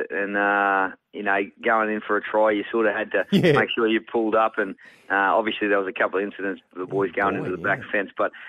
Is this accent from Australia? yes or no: yes; Queensland, Australia; If I had a shirt on at all, it was quite hot up in North Queensland. So, some great photos of growing up in North Queensland.